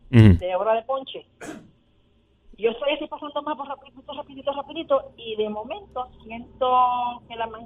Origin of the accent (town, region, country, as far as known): Puerto Rico